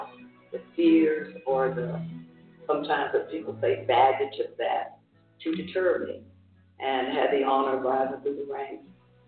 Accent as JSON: {"language": "English", "town": "Jacksonville", "region": "Florida", "country": "United States", "tie": "born or raised there", "said": "And I grew up in Jacksonville, Florida. I'm the youngest of seven children."}